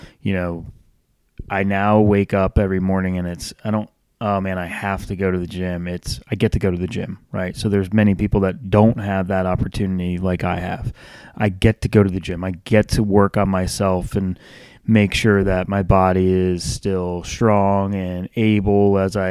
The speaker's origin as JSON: {"language": "English", "region": "Northeast", "country": "United States", "tie": "born or raised there", "moved": "yes", "lives_now": "Charlotte, United States", "said": "I grew up in the Northeast"}